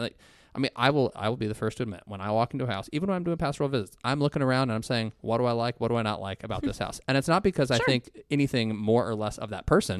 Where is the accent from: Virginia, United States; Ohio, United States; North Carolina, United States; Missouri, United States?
Ohio, United States; I'm from Ohio